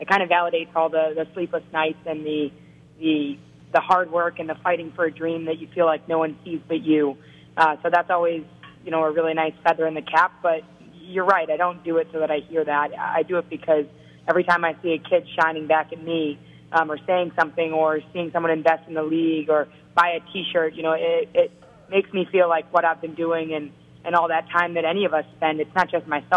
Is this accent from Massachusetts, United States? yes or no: yes; Waltham, Massachusetts, United States; my hometown of Waltham, Massachusetts